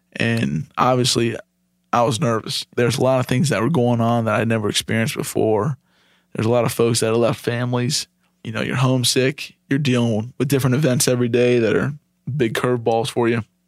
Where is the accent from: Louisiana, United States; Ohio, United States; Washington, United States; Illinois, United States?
Ohio, United States; moved away as an adult; now in Charlotte, United States; I grew up in Ohio, graduated high school in two thousand eight, moved down to Charlotte that next month after graduation.